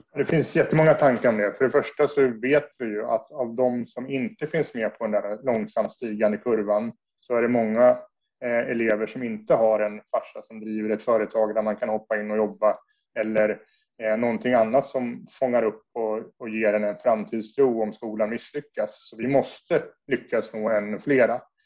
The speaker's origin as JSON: {"language": "Swedish", "town": "Södertälje", "region": "Stockholm County", "country": "Sweden", "tie": "born or raised there", "said": "jag är född och uppvuxen i Södertälje"}